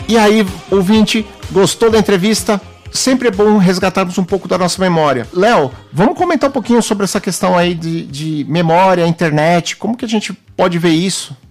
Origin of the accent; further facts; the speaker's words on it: Brazil; enquanto brasileiro